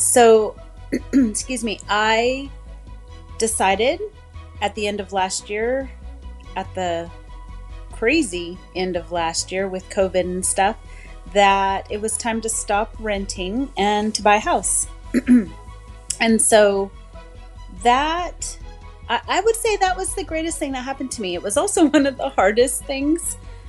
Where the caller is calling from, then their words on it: California, United States; Hi, Carlos. … I'm calling from Central California.